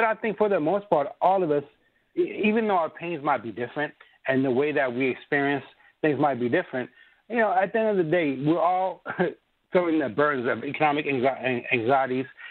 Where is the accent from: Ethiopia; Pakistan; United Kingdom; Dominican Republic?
Ethiopia; moved away; I come from Ethiopia